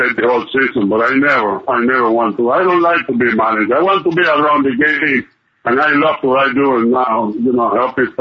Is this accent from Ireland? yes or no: no; Cuba; moved away as an adult; I grew up in Cuba